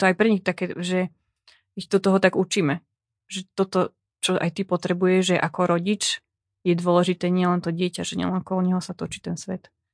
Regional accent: eastern Slovakia, Slovakia; accent: East Slovak (východniarsky); ja hovorím po východniarsky

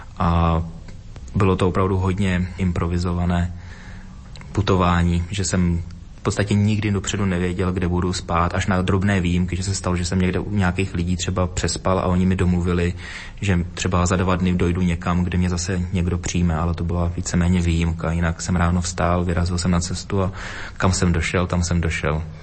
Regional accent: Dvůr Králové nad Labem, Hradec Králové Region, Czechia; z místa, kde jsem se narodila, kde jsem vyrůstal, ze Dvora Králové nad Labem, pod Krkonoší, východní Čechy

